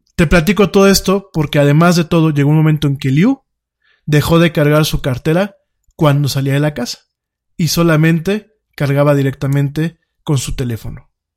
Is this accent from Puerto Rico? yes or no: no; Mexico; nuestro país